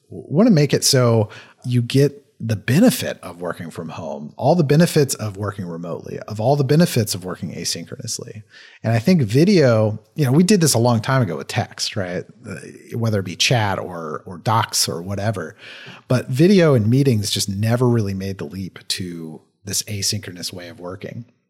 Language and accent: English; Kentucky, United States; I slur a lot 'cause I'm from Kentucky